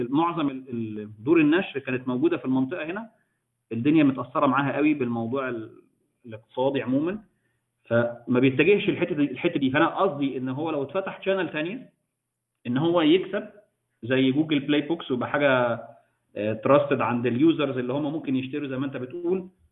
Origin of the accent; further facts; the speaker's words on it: Egypt; عندنا في مصر